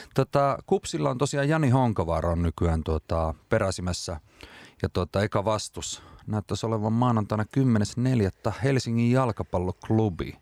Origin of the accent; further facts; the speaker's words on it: Rovaniemi, Lapland, Finland; kotikaupunkini ylpeys Robson